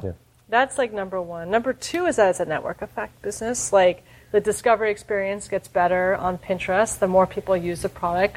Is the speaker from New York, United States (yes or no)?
yes; New York, United States; I'm a New Yorker